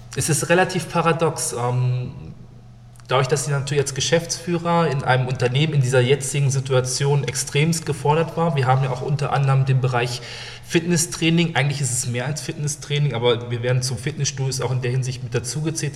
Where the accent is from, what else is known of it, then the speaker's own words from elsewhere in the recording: Neustadt am Rübenberge, Lower Saxony, Germany; also born or lived in Hannover; Habe sehr, sehr lange in, ja, wirklich in Neustadt, in meiner Heimatstadt gespielt